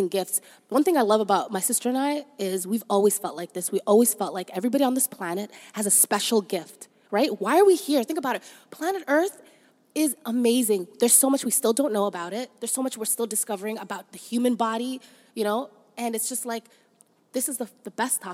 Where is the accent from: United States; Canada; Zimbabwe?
Canada; Toronto, Ontario; also born or lived in Somalia; We grew up in Canada. We're very appreciative of that, as we love Toronto, and growing up here was amazing.